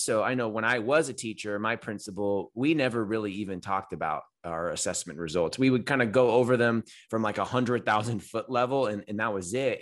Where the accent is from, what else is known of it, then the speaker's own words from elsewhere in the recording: California, United States; I'm a Californian.